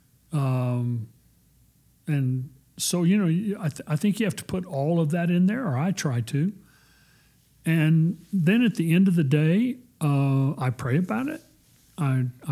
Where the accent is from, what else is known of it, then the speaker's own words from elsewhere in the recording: Texas, United States; I'm a child of God before I'm a Texan, and I'm probably even more proud of being a Texan